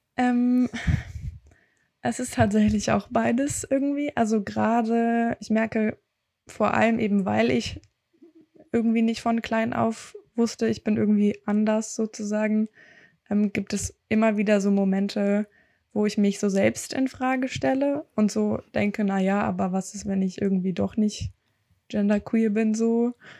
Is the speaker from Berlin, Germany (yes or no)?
yes; Berlin, Germany; ich komme aus Berlin